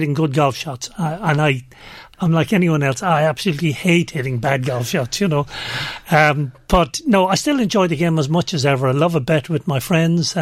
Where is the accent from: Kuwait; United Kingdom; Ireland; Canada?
Ireland; I'm Irish. I'm also European